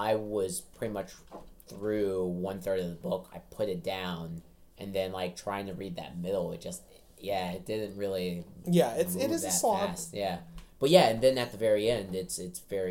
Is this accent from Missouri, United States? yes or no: no; Atlanta, Georgia, United States; I grew up here in Atlanta.